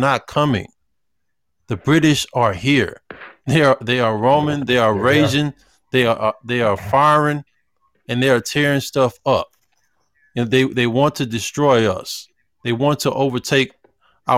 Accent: Houston, Texas, United States; I'm from Houston

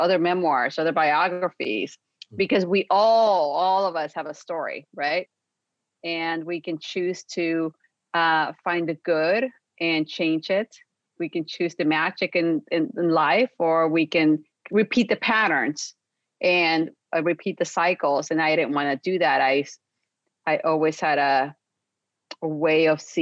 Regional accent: Mexico; now in Los Angeles, United States; I was raised in Mexico

